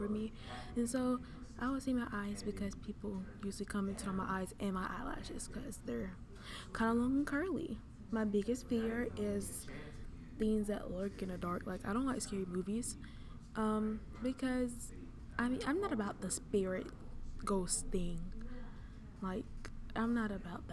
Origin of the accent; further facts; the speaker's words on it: the South, United States; I am from the South